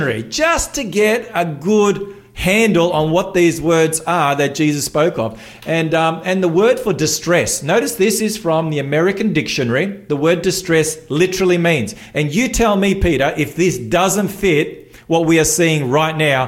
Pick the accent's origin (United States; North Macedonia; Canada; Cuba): North Macedonia; now in Australia; I'm from Macedonia